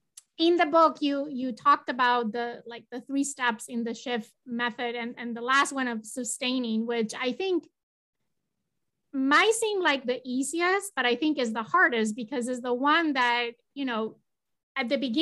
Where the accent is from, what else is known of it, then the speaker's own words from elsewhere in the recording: Spain; English is a second language; I'm originally from Spain and they were leaving Spain and they were going to come and we were going to all celebrate together.